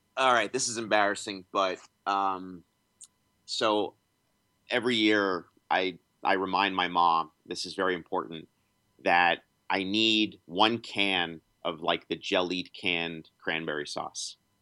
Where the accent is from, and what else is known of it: Washington, District of Columbia, United States; born or raised there